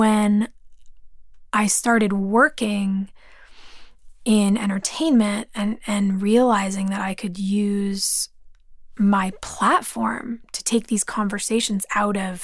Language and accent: English; Los Angeles, California, United States; growing up in California. Growing up in Los Angeles